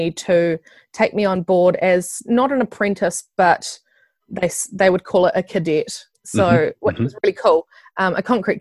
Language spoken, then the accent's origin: English; Nelson, New Zealand; moved away as an adult; also born or lived in Christchurch; I'm from Nelson. I lived in Christchurch with my partner for the last 5 years, but we've just recently moved back up to Nelson